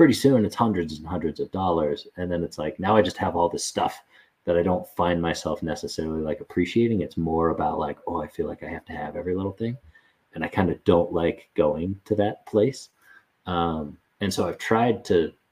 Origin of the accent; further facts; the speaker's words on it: Bay Area, California, United States; also born or lived in Denver, Colorado; I was born in Denver, but I grew up largely in the Bay Area, and we moved there when I was in middle school